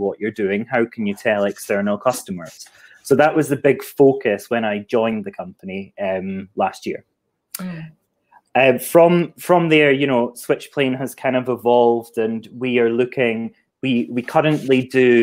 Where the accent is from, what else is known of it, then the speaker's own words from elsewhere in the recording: Scotland, United Kingdom; moved away as an adult; now in Hastings, United Kingdom; I'm not from the Southeast, if you didn't tell that from my accent. I'm an export from Scotland, and I'm currently living in Hastings.